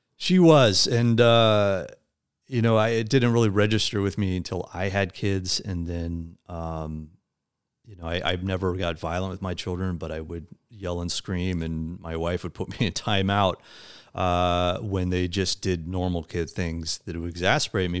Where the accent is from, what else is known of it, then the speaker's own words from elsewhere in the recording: Midwest, United States; moved away as an adult; also born or lived in West Coast; I, um, was born and raised in the Midwest, uh, and eventually moved out to the West Coast